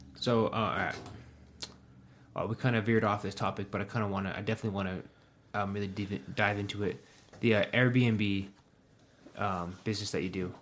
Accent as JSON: {"language": "English", "town": "Pueblo", "region": "Colorado", "country": "United States", "said": "I graduated high school when I was eighteen, and I moved away from Pueblo for five and a half years"}